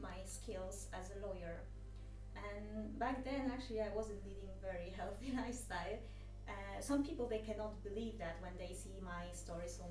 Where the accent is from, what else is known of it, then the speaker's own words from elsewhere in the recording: Poland; moved away as an adult; now in Malta; I'm from Poland. However, I live in Malta for ages, like 8 years.